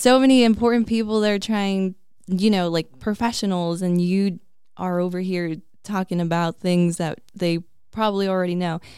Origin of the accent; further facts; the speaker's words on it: Peoria, Arizona, United States; also born or lived in Flagstaff; it's my hometown